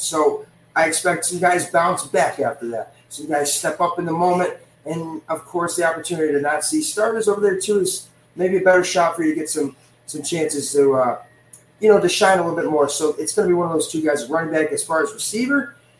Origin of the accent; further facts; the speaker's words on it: Le Roy, New York, United States; my hometown of Leroy, New York, just about an hour outside of Buffalo